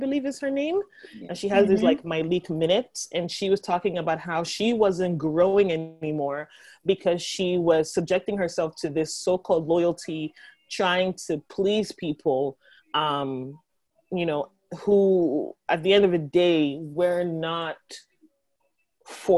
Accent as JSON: {"language": "English", "country": "Nigeria", "said": "being Nigerian"}